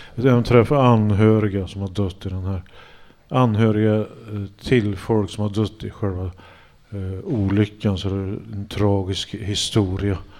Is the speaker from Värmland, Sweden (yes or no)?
yes; Hagfors, Värmland, Sweden; jag kommer från Hagfors så var det så här dansbandskultur